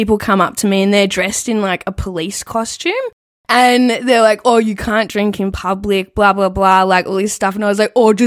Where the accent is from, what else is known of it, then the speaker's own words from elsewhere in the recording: Australia; growing up in Australia